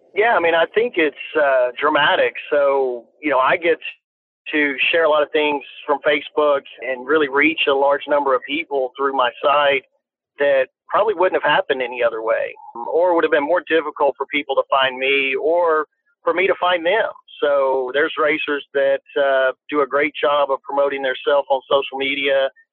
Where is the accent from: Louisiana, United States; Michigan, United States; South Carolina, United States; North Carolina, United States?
Louisiana, United States; I grew up in Louisiana